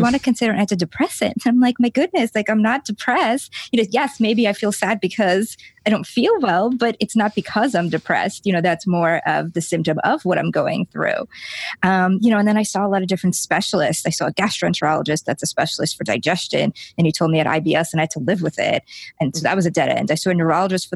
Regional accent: Lithuania; moved away; also born or lived in New York City; I grew up in Lithuania

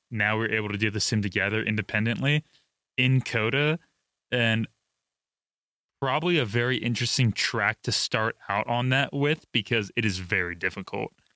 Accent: United States; As an American

